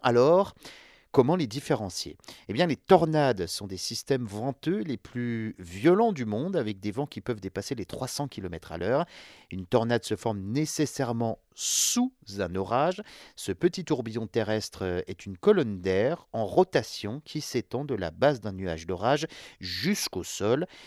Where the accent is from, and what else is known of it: France